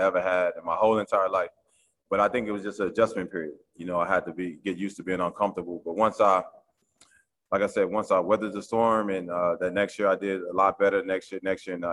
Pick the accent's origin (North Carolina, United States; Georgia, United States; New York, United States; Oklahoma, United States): Oklahoma, United States; Oklahoma City; moved away as an adult; now in East Coast, United States; I grew up in Oklahoma City